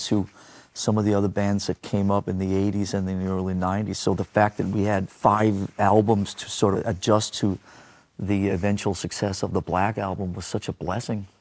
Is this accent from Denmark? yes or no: yes; Denmark; growing up in Denmark